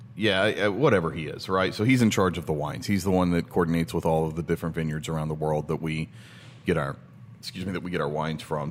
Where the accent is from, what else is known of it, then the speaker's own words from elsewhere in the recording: Tennessee, United States; moved away; We're originally from Tennessee.